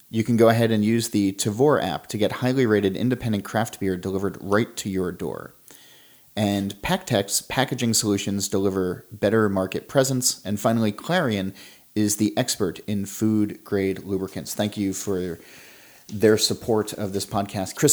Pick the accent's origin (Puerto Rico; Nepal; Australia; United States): Australia; I'm Australian.